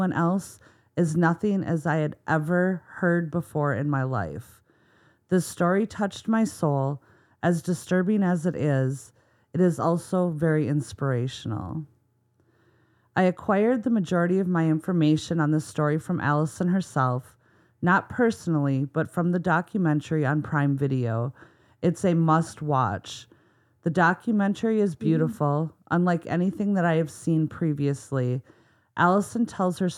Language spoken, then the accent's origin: English; Minnesota, United States; accent: Minnesota; my Minnesota accent